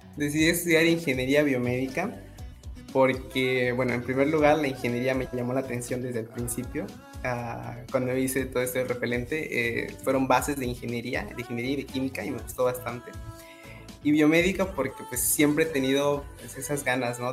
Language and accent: Spanish; Escárcega, Campeche, Mexico; crecí, viví en Campeche toda mi vida, en Escárcega